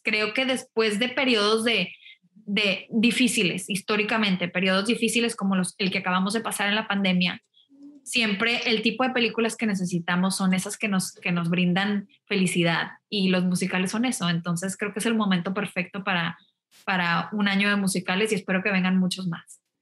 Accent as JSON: {"language": "Spanish", "town": "Monterrey", "region": "Nuevo León", "country": "Mexico", "tie": "born or raised there", "also_born_or_lived": "New York / Mexico City", "moved": "as an adult", "said": "Yo soy de Monterrey, estudié la prepa en Monterrey"}